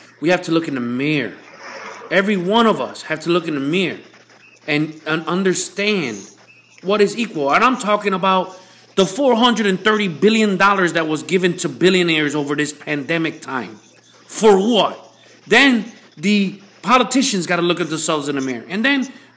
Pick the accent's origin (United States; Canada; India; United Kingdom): United States; I'm American